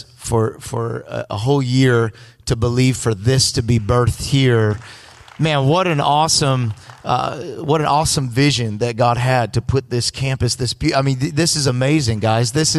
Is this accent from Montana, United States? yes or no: no; Los Angeles, California, United States; I'm all the way from L.A. I am really from California